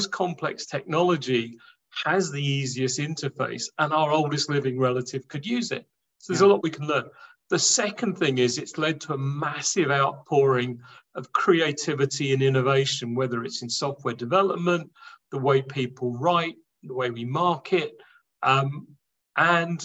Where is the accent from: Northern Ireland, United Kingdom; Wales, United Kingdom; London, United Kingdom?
London, United Kingdom; born and raised in London